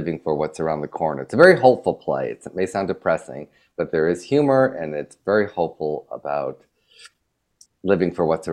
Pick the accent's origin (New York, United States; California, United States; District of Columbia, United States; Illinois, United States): New York, United States; moved away as an adult; now in Los Angeles, United States; I always felt as a New Yorker